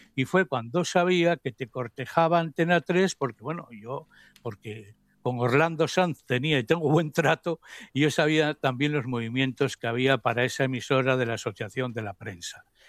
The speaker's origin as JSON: {"language": "Spanish", "town": "Oviedo", "region": "Asturias", "country": "Spain", "tie": "born or raised there", "lives_now": "Gijón, Spain", "said": "nací, me nacieron, crecí en Oviedo"}